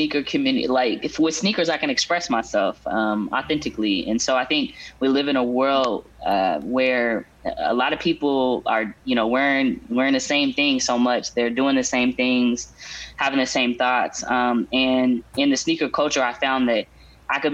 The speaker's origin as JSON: {"language": "English", "town": "Portland", "region": "Oregon", "country": "United States", "tie": "born or raised there", "said": "Born and raised in Portland, the backyard of the swoosh."}